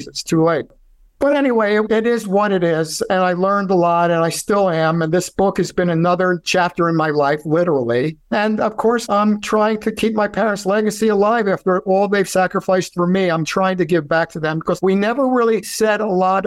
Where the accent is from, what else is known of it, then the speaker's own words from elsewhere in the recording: New York City, New York, United States; first language Yiddish; English is a second language; moved away; also born or lived in Minneapolis; I'm from Brooklyn, New York.